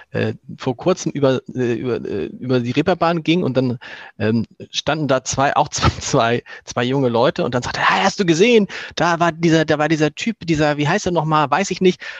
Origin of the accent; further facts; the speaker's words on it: Hamburg, Germany; man als Hamburger aber natürlich nicht drauf hat, weil man immer gleich bei Elbe an Nienstedt und Blankenese oder so denkt.